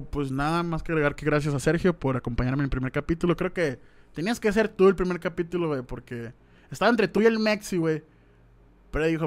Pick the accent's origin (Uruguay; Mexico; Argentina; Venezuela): Mexico; Soy mexicano con tremendo flow.